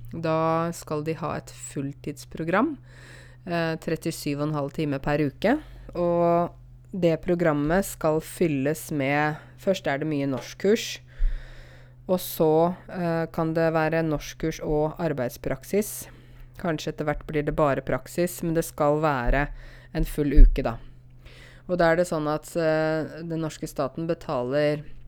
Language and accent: Norwegian; Norway